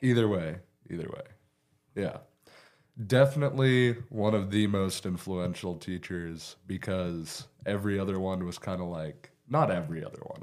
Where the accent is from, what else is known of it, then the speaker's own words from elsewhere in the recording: Beaver, Oklahoma, United States; also born or lived in Guymon, Oklahoma; I was born in Guyman, but I've lived in Beaver my entire life.